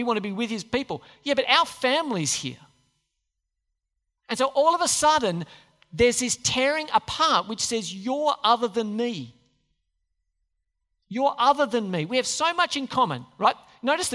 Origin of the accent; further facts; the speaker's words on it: Australia; we're Aussies